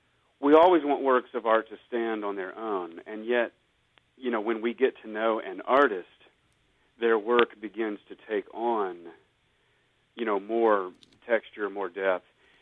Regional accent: United States; I grew up in the Southern Baptist tradition, and I'm actually even a preacher's kid.

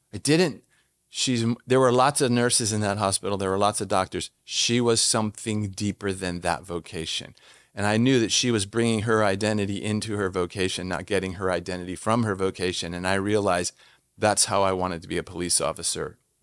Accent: Washington, District of Columbia, United States; moved away as an adult; also born or lived in Jordan; I'm from Washington D.C.

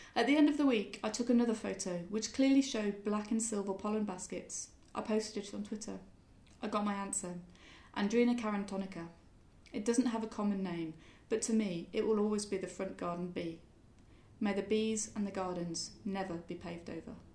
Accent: Birmingham, West Midlands, United Kingdom; moved away; also born or lived in London; I grew up in Birmingham and I was living in London

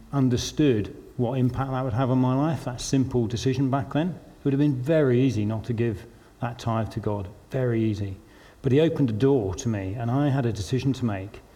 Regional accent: London, United Kingdom; moved away as an adult; also born or lived in Newcastle; I was from London

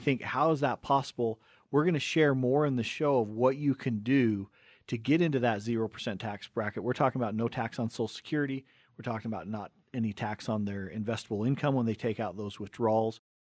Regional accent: Cottonwood Heights, Utah, United States; we grew up in Cottonwood Heights, and so we were smack dab in the middle between Big Cottonwood Canyon, Little Cottonwood Canyon

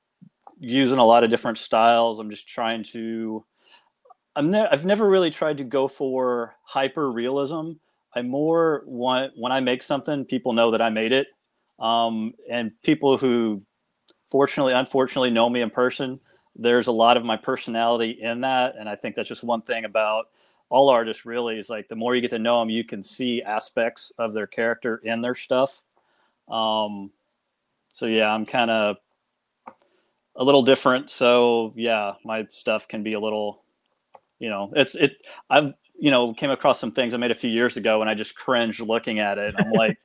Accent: Southern Illinois, United States; I'm originally from Southern Illinois, about 30 minutes from the infamous Snake Road

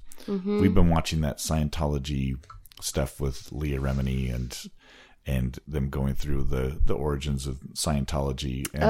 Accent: Washington, United States; We've got 5 songs from my home state of Washington.

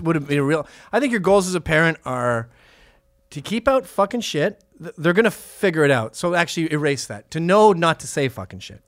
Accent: Canada; Are we not Canadians anymore

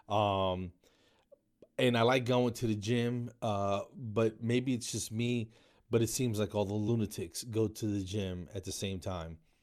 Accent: New Jersey, United States; I grew up in New Jersey

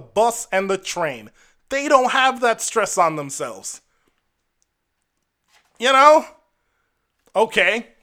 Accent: Jamaica; I'm Jamaican

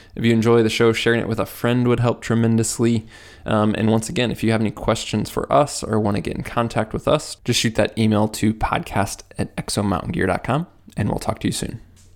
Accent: Midwest, United States; I'm from the Midwest

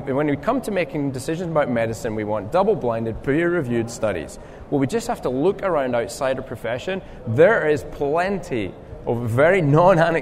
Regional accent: Scotland, United Kingdom; accent: Scottish; my Scottish accent

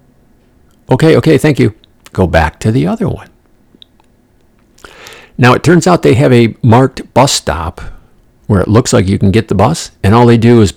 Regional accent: New York, United States; moved away; I'm from New York

